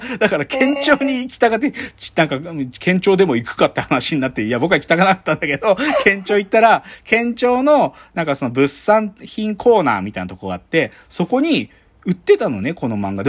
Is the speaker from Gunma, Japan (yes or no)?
yes; Maebashi, Gunma, Japan; also born or lived in Choshi, Chiba; 私の出身県出身地は群馬県まあ群馬県の前橋市出身